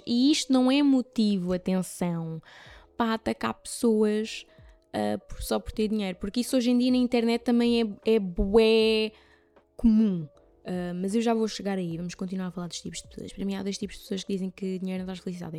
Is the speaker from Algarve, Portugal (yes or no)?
yes; Carvoeiro, Algarve, Portugal; moved away; Carvoeiro no Algarve, que é o sítio onde eu cresci